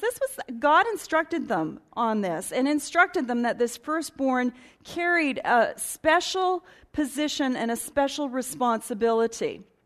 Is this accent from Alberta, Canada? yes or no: yes; Edmonton, Alberta, Canada; Born and raised in Edmonton